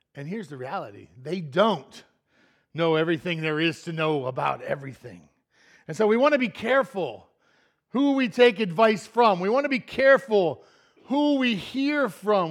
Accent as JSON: {"language": "English", "region": "Pennsylvania", "country": "United States", "said": "I'm from Pennsylvania, not Florida"}